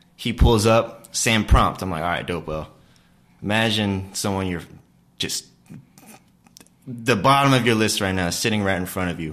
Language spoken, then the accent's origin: English; Blacksburg, Virginia, United States; I grew up in Blacksburg, Virginia